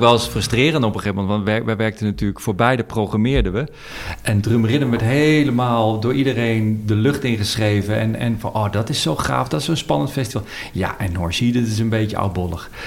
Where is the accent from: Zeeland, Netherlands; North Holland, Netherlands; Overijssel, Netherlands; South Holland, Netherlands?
North Holland, Netherlands; Amsterdam; ik kom uit Amsterdam